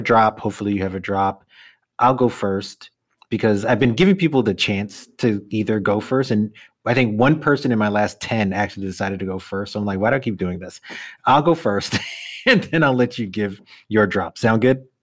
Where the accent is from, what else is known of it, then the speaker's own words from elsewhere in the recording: New York City, New York, United States; born and bred Brooklyn kid